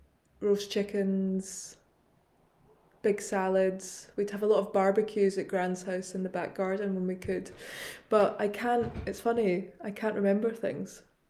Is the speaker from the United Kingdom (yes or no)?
yes; Glasgow, Scotland, United Kingdom; Eating growing up in Glasgow... It's funny, when you said that I had to think of a food memory